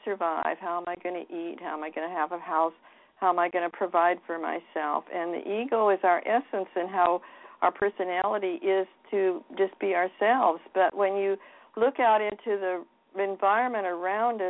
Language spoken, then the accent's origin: English; Seattle, Washington, United States; I was raised in Seattle, Washington. I've always lived in the Pacific Coast area